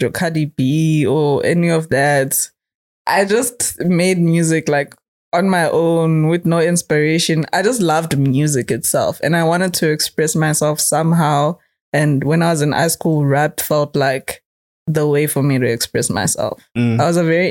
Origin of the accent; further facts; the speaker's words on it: Eswatini; I'm from Swaziland.